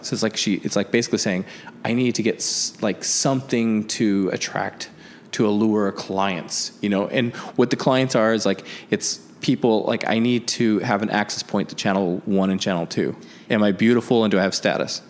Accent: the Northwest, Pacific Northwest, United States; moved away; also born or lived in Chicago; growing up in the Northwest

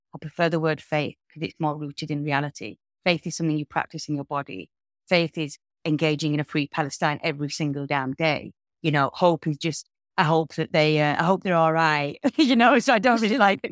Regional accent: United Kingdom; I as a British citizen

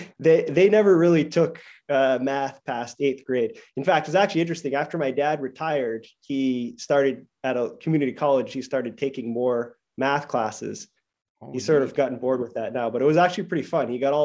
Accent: Maine, United States; now in Chicago, United States; And so I grew up in Maine

